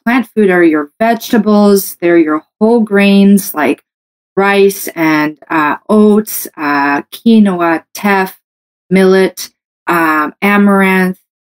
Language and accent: English; Canada; I'm a Canadian medical doctor